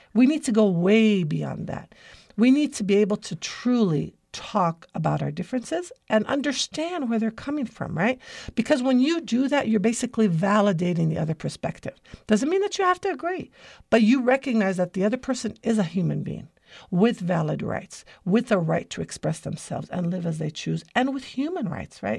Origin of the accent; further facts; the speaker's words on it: United States; My grandfather immigrated to America in nineteen fourteen